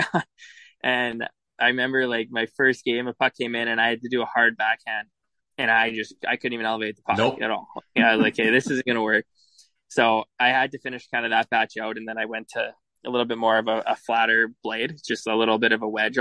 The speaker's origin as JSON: {"language": "English", "town": "Edmonton", "region": "Alberta", "country": "Canada", "moved": "yes", "said": "I'm from Edmonton, and I was drafted to the Brandon Wheat Kings, and so I wasn't really sure what to expect, being from a big city"}